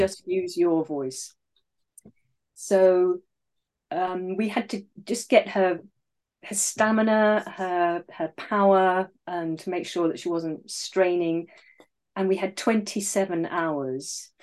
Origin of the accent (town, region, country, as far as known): England, United Kingdom; accent: RP